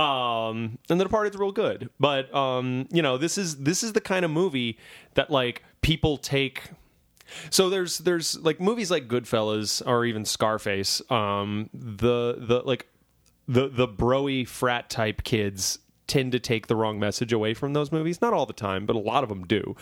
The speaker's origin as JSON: {"language": "English", "region": "Louisiana", "country": "United States", "tie": "born or raised there", "said": "my home state of Louisiana"}